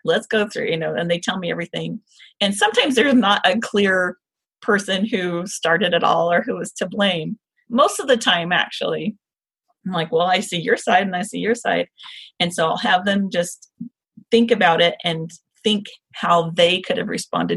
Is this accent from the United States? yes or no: yes; the South, United States; moved away; I am from the South